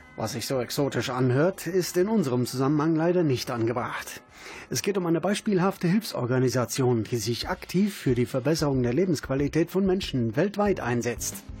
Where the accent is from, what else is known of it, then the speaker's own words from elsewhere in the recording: Karlsruhe, Baden-Württemberg, Germany; ich komme aus Karlsruhe